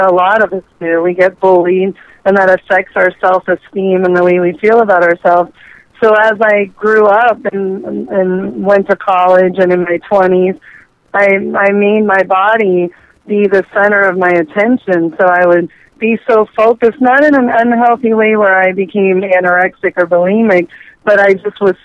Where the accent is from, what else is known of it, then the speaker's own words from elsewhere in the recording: Miami, Florida, United States; I was born and raised in South Florida, Miami, Florida.